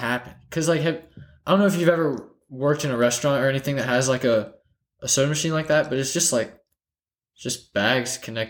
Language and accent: English; the South, United States; I'm from the South.